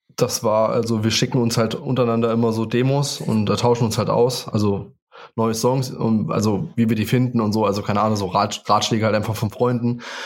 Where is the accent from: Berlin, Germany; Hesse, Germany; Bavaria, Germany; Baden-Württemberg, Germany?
Hesse, Germany; Spangenberg; Ich komme aus Spangenberg